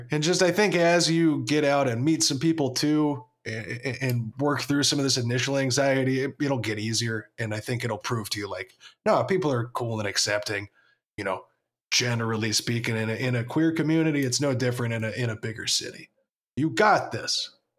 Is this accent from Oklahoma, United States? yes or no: yes; Oklahoma, United States; now in Chicago, United States; I'm in like this big cool city and I'm from Oklahoma, so like what do I know?